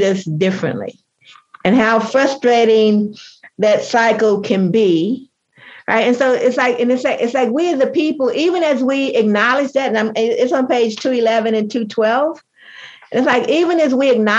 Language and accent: English; United States; if I'm an American, I just happen to be a Black American